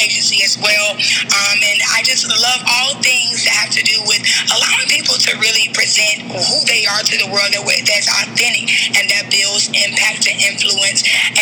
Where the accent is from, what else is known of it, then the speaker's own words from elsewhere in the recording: Jacksonville, Florida, United States; I am from Jacksonville, Florida.